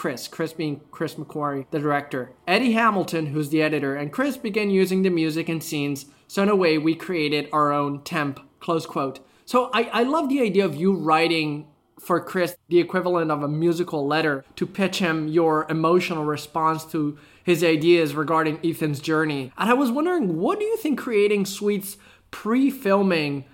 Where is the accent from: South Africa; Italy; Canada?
Italy; I'm from Italy